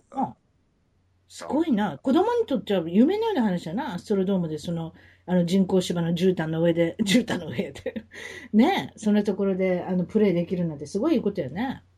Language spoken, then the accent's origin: Japanese; Kansai, Japan; accent: Kansai dialect; moved away as an adult; now in Orange County, United States; 関西弁で行かせていきます